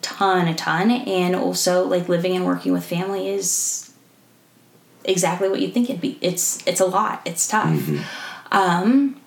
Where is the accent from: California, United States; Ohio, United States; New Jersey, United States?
California, United States; moved away as an adult; also born or lived in Southern Utah; I grew up in California